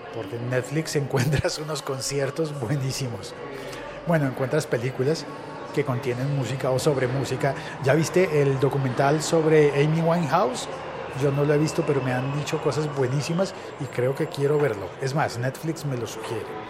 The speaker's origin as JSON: {"language": "Spanish", "country": "Colombia"}